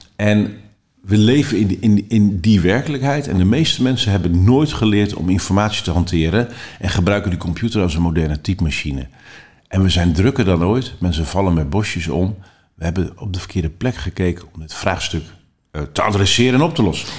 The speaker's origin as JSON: {"language": "Dutch", "country": "Netherlands", "said": "Daar zijn wij als Nederlanders hartstikke goed"}